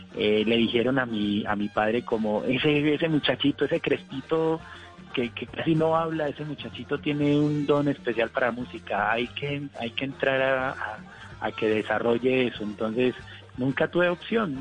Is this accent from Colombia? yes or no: yes; Colombia